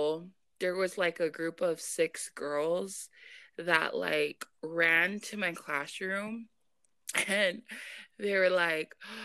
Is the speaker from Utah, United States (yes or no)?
yes; Provo, Utah, United States; also born or lived in Kahuku, Hawaii; I am Tongan, but I was born in Kahuku, Hawaii, and raised in Provo, Utah.